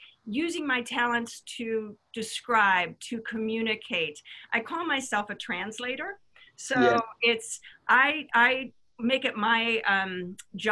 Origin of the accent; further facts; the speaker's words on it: Midwest, United States; I grew up in the Midwest